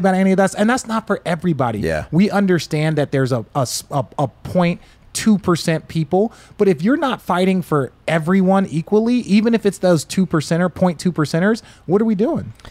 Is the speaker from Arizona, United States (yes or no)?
yes; Glendale, Arizona, United States; I grew up in Glendale